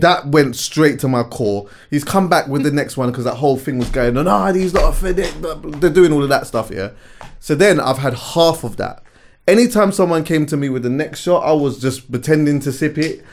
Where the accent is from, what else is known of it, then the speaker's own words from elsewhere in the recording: London, United Kingdom; also born or lived in Jamaica (parents); I've been going to the Notting Hill Carnival since I was like five years old